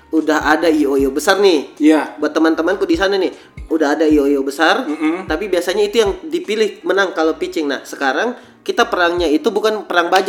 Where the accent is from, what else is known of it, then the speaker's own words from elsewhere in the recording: Makassar, South Sulawesi, Indonesia; karena saya pengen kotaku juga bisa lebih maju lah, bisa bersaing sama ibu kota. Iya, ajari juga supaya ndak suka cerita jelek orang. Kalau kembali ke Makassar, tak.